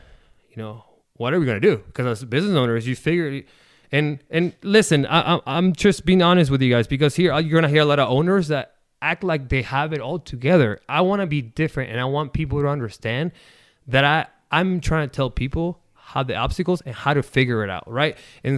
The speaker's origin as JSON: {"language": "English", "country": "Argentina", "lives_now": "Omaha, United States", "said": "I might not be born and raised in Omaha, but I'm more American than Argentinian, because I live more in America than I did in Argentinian. But my passion, my culture, the culture that I have is soccer, because I am Argentinian."}